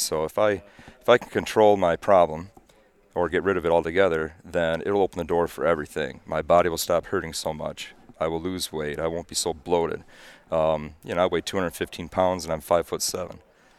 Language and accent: English; Byron, Michigan, United States; from Byron, Michigan.